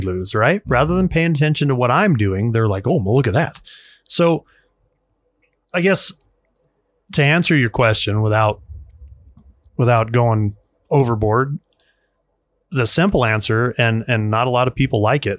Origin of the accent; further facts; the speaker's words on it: United States; as an American male, father, taxpayer, worker